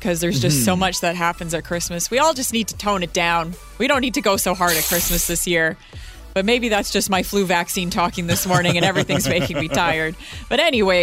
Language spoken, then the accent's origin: English; Edmonton, Alberta, Canada; now in Victoria, Canada; I'm from Edmonton